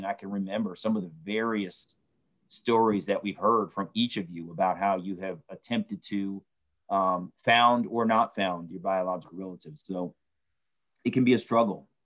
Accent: Baltimore, Maryland, United States; I was born in Baltimore, Maryland

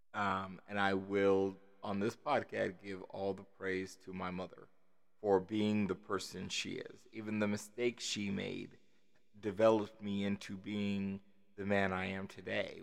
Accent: Las Vegas, Nevada, United States; also born or lived in Kansas City, Missouri; at about five or six, uh, uh, we moved to Las Vegas

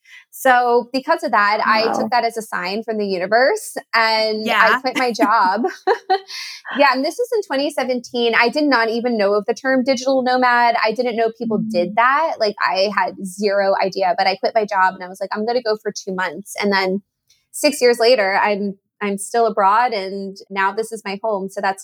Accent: New Jersey, United States; also born or lived in Miami / Atlanta; I was born in Miami. I lived there for 4 years, grew up in New Jersey, lived in New Jersey, I guess that would be like 14 years.

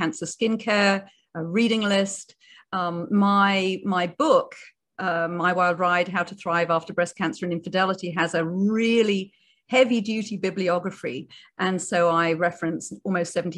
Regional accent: United Kingdom; I'm a Brit.

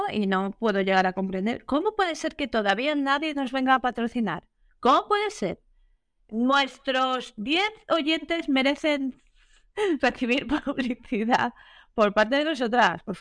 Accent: Barcelona, Catalonia, Spain; yo soy de Barcelona

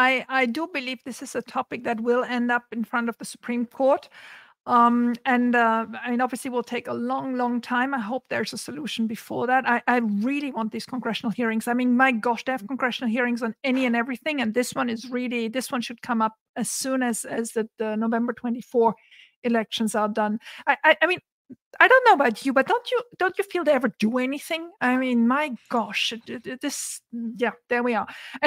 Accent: Santa Barbara, California, United States; it's happening in my hometown of Santa Barbara.

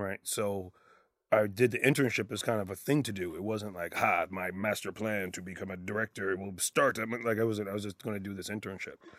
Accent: Canada; being Canadian

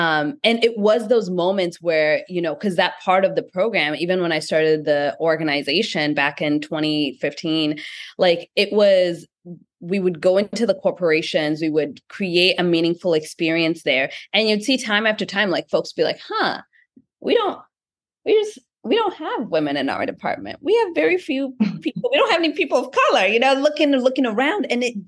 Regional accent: Kenya; being a young founder, being a Black founder, my intersectionality, being also Kenyan, all of these different things.

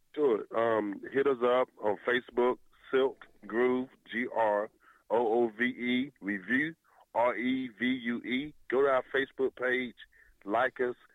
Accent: Winston-Salem, North Carolina, United States; I am original from Winston Salem, North Carolina

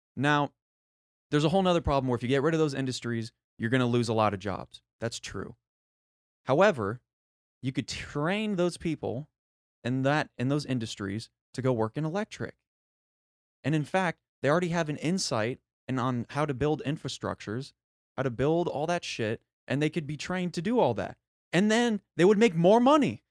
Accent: United States; as an American

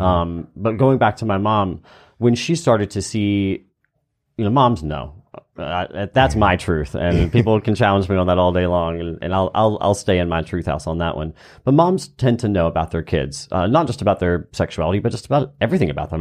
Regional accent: Easley, South Carolina, United States; growing up in Easley, South Carolina

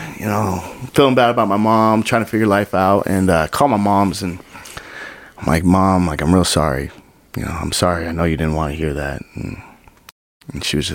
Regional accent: Provo, Utah, United States; Provo, Utah, my hometown house

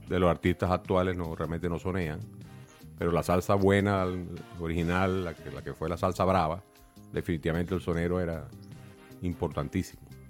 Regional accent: Venezuela; moved away; Yo crecí en la casa de mi abuela, eh, en mi ciudad natal en Venezuela.

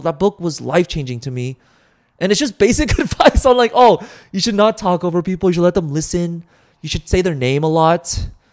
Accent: United States; I'm an American

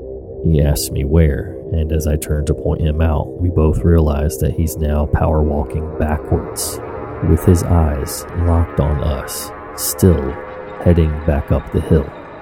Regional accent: England, United Kingdom; I'm sure you can tell I'm from England.

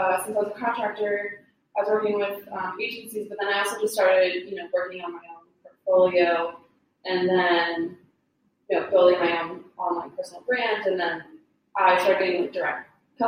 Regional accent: Boston, Massachusetts, United States; I grew up in Boston, so my mom was in Dorchester

